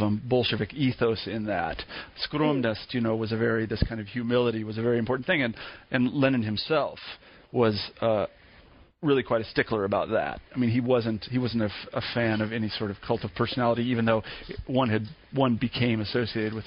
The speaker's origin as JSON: {"language": "English", "area": "the American heartland", "region": "Midwest", "country": "United States", "said": "I'm an American from the heartland"}